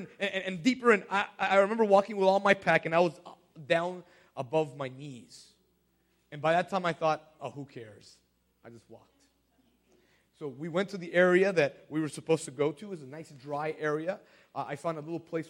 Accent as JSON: {"language": "English", "town": "Kissimmee", "region": "Florida", "country": "United States", "tie": "born or raised there", "said": "I was a Pathfinder in Florida. I grew up in Kissimmee"}